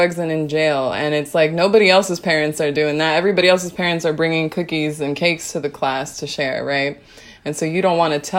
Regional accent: United States; an Afro-Latina woman growing up in America

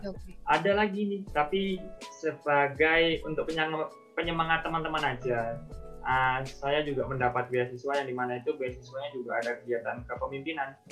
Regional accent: Labuhanbatu, North Sumatra, Indonesia; now in Yogyakarta, Indonesia; asal saya itu memang dari Sumatera Utara, tepatnya dari suatu oh, daerah yang okay. namanya Labuan Batu

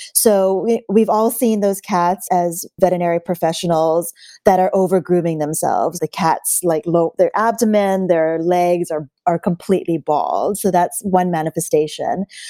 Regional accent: Hawaii, United States; moved away; I'm actually originally from Hawaii

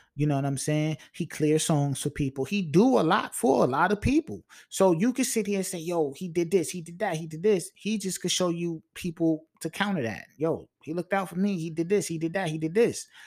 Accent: Long Island, New York, United States; I'm from L I, man. And, and I represent that.

